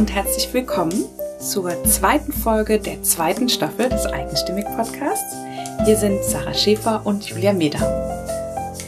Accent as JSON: {"language": "German", "region": "Northern Germany", "country": "Germany", "said": "ich komme ja auch aus Norddeutschland"}